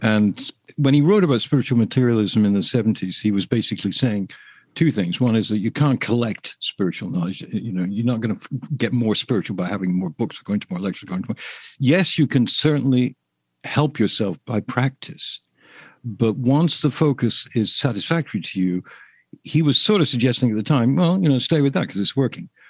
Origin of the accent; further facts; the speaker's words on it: England, United Kingdom; I'm English